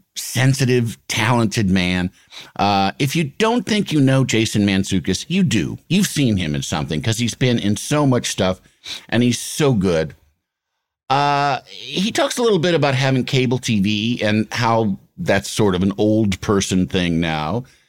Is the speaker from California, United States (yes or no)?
no; Illinois, United States; I'm from Illinois